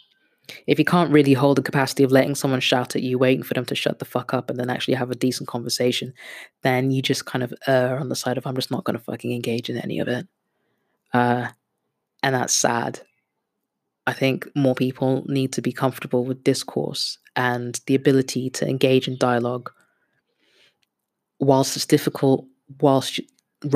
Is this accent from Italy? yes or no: no; Kenya; also born or lived in Netherlands; now in London, United Kingdom; I'm a Kenyan that lives in London with a Dutch passport